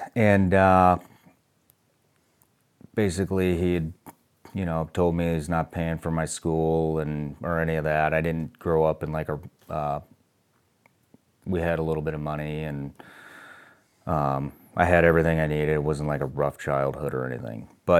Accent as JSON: {"language": "English", "town": "Kansas City", "country": "United States", "tie": "born there", "also_born_or_lived": "Iowa / Illinois", "said": "But I was born in Kansas City, then we moved to Iowa, then we moved to Illinois"}